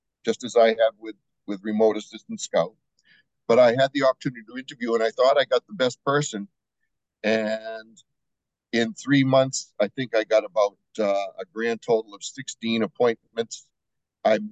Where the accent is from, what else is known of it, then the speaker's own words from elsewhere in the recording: New Hampshire, United States; moved away as an adult; now in Estero, United States; I'm originally from New Hampshire.